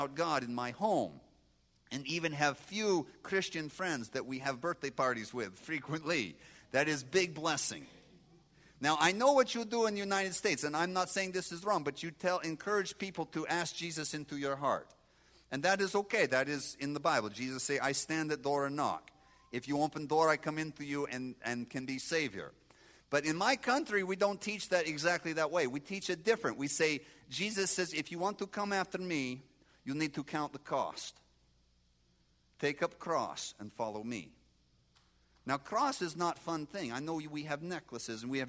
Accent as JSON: {"language": "English", "country": "Moldova", "tie": "born or raised there", "moved": "yes", "said": "I grew up in Moldova, and we are agriculture area"}